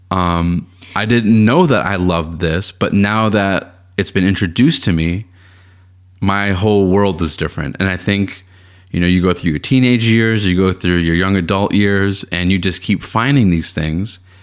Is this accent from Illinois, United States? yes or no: no; Boston, Massachusetts, United States; I grew up in Boston, in Boston, and then during my time at the Boston Public Schools